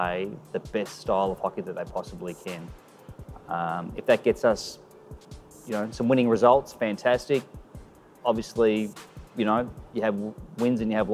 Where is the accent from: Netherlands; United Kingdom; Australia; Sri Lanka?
Australia; Geelong, Victoria; also born or lived in Portugal / Switzerland / Spain; now in Melbourne, Australia; I grew up in Geelong, Victoria.